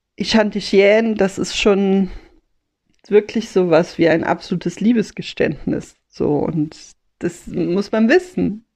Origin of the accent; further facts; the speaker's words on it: Rhineland, Germany; als Rheinländerin, als Mädchen vom Ring